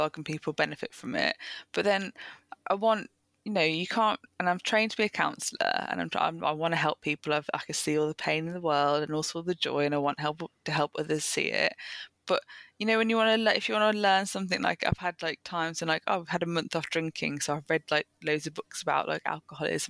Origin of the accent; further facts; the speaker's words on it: Birmingham, West Midlands, United Kingdom; I then went in back into my hometown in Birmingham